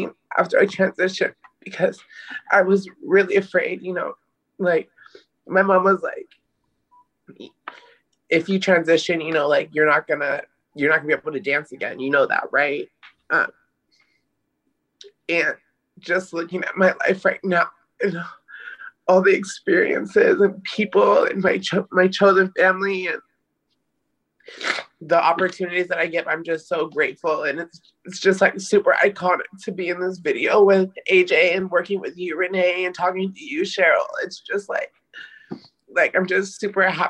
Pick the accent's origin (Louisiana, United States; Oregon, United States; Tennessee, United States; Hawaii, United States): Oregon, United States; Portland; I'm from Northeast Portland